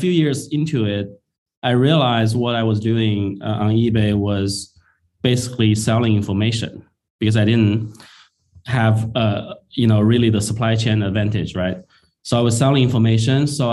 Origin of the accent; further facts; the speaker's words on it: China; moved away as an adult; also born or lived in Shanghai; now in Bay Area, United States; I was actually born and raised in China. I came to the U.S. In 2003 after I graduated from engineering school